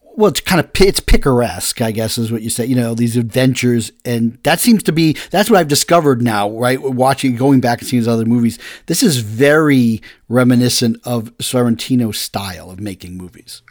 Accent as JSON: {"language": "English", "region": "Massachusetts", "country": "United States", "said": "I come from Massachusetts as about fisherman"}